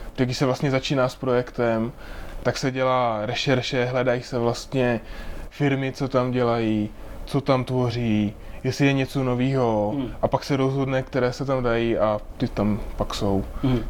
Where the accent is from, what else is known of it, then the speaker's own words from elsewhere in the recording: Moravia, Czechia; moved away as an adult; now in Prague, Czech Republic; tak já jsem Moravák, tak já jsem Moravák